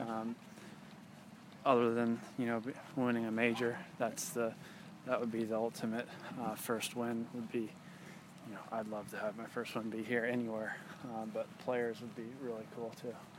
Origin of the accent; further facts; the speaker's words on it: Georgia, United States; also born or lived in Dallas, Texas / Boston, Massachusetts; I was born in Dallas, but my family's from Boston, and I lived in Boston briefly, too, but grew up really in Georgia